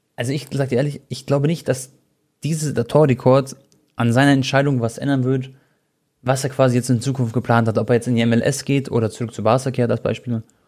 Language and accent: German; Munich, Bavaria, Germany; ich bin in München geboren, Deutschland aufgewachsen